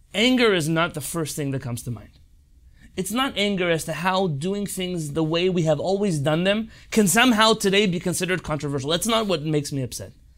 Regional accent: San Diego, California, United States; I grew up here in San Diego, California, to a family of religious, Sephardic Israeli parents

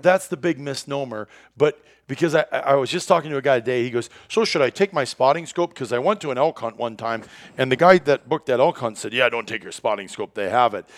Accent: Iowa, United States; moved away as an adult; also born or lived in Wisconsin / Minnesota; when I was a kid growing up in Iowa, our house was positioned where you walked out that farmhouse door

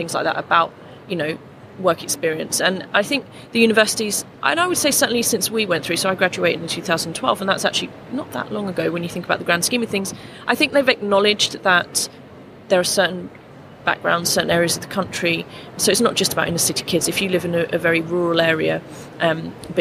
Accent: London, United Kingdom; I grew up in Lambeth in central London.

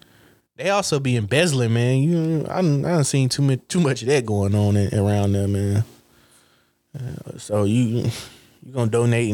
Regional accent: Hayti, Missouri, United States; born or raised there

